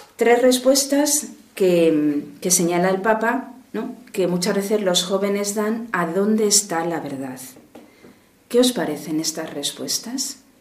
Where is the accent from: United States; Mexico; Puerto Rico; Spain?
Spain; Madrid, Community of Madrid; soy de Madrid